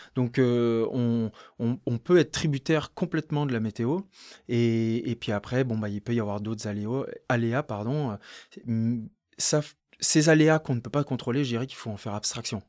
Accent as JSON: {"language": "French", "town": "Courchevel", "region": "Auvergne-Rhône-Alpes", "country": "France", "tie": "born or raised there", "also_born_or_lived": "Lake Annecy / Albertville", "said": "J'ai grandi entre Courchevel et le lac d'Annecy"}